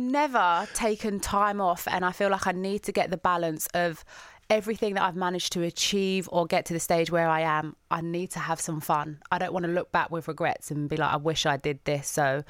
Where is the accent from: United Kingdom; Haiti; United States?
United Kingdom; London; going back to that person growing up in the East End